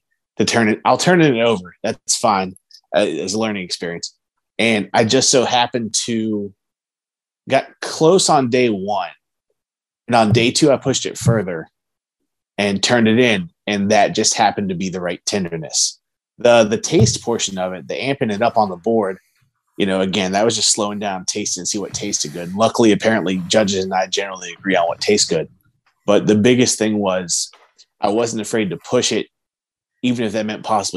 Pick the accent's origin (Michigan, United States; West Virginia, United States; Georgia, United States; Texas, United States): West Virginia, United States; I'm from West Virginia